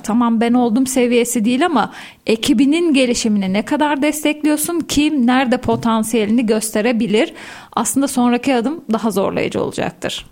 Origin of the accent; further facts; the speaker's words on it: Soma, Manisa, Turkey; 1979 Manisa Soma doğumluyum